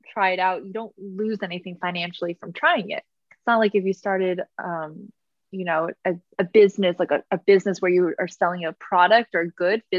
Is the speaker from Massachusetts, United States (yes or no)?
yes; Massachusetts, United States; moved away as an adult; also born or lived in Arizona; now in New York City, United States; I am from Massachusetts.